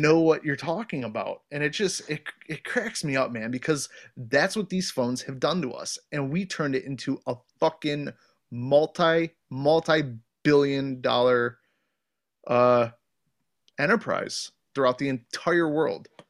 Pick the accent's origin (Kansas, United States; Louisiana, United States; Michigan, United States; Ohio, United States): Ohio, United States; moved away; where I grew up in Ohio, I grew up around a lot of wood, like, my entire childhood, childhood was in the woods